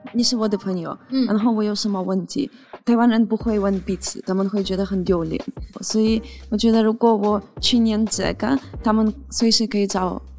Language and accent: Chinese; Ukraine; Chinese is a second language; moved away as an adult; now in Taiwan; 我从小到大，从来没看过有外国人来乌克兰，因为乌克兰只有一个民族